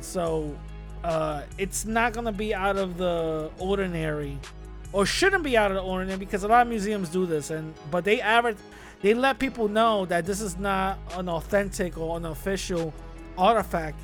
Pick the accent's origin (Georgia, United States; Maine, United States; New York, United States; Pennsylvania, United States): New York, United States; New York City; moved away; I grew up in the Bronx